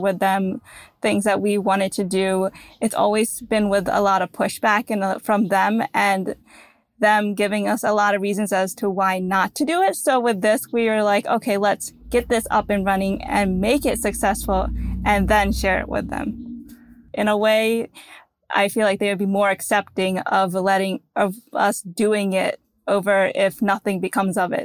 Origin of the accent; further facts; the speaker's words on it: United States; we're born in America